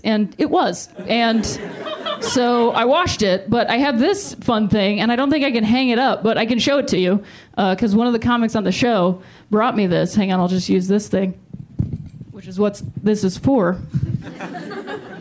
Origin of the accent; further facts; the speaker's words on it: Akron, Ohio, United States; moved away; I'm from Akron, Ohio